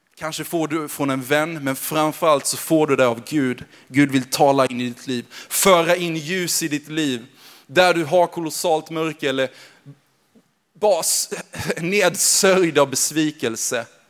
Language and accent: Swedish; Växjö, Kronoberg County, Sweden; accent: småländska; moved away as an adult; now in Gävle, Sweden; uppvuxen i Växjö